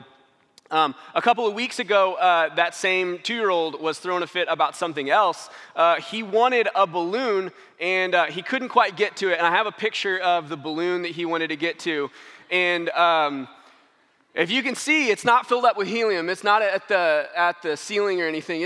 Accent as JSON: {"language": "English", "town": "St. Louis", "region": "Missouri", "country": "United States", "moved": "yes", "said": "We're from St. Louis. Got to go in town and see some of our family"}